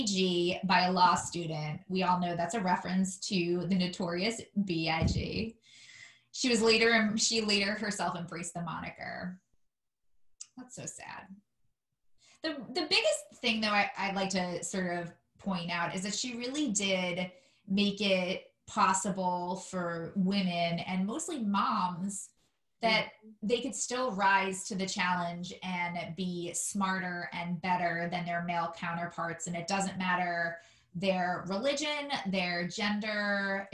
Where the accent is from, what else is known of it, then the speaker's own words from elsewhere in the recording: New York City, New York, United States; now in Washington, D.C., United States; I'm also a fellow New Yorker. I'm from Staten Island, not as nice as Brooklyn